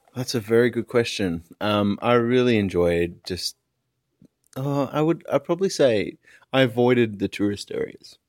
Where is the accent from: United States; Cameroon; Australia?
Australia; Perth, Western Australia; now in Sydney, Australia; my hometown of Perth